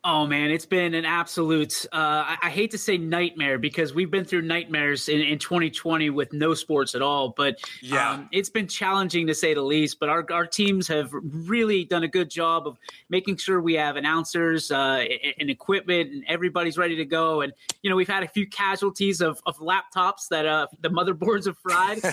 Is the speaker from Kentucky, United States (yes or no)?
no; East Palestine, Ohio, United States; I'm actually an East Palestine kid. You know, born okay. and raised a Bulldog